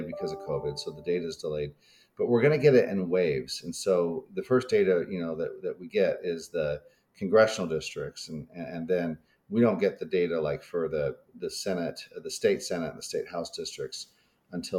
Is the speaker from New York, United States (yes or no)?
no; Utah, United States; I'm from Utah